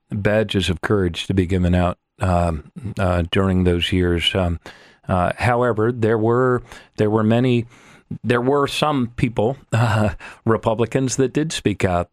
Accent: United States; as an American

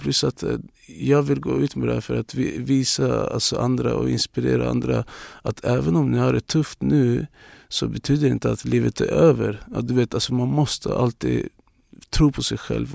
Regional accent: Luleå, Norrbotten County, Sweden; Swedish is a second language; now in Stockholm, Sweden; alla i min hemstad

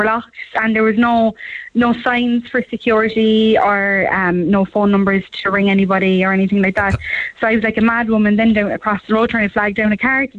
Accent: Cobh, Munster, Ireland; I'm from Cove.

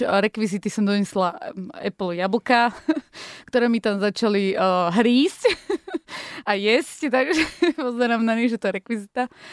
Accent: Zlaté Moravce, Nitra Region, Slovakia; v Zlatých Moravciach, kde som sa narodila

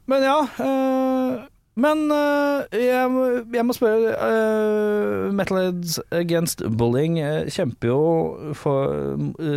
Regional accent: Norway; Vi er jo ikke amerikanere. Vi er nordmenn

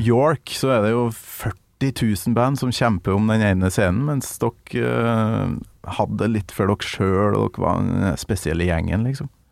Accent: Kolvereid, Trøndelag, Norway; hjemme på Kolvereid

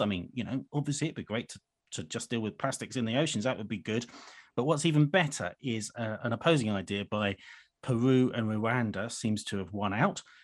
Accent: United Kingdom; as a Brit

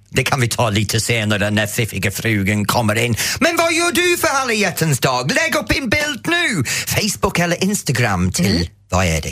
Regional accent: England, United Kingdom; now in Sweden; när jag var ung i England

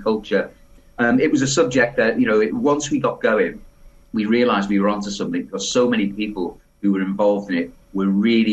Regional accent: Liverpool, North West England, United Kingdom; I was born in Liverpool

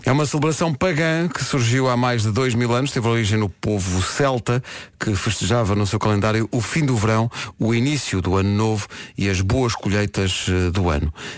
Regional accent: Lisbon, Portugal; eu sou aqui de Lisboa

